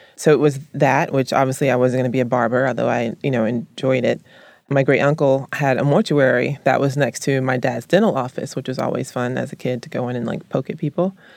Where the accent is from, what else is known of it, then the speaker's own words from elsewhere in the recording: Columbus, the South, United States; moved away; I was raised in the South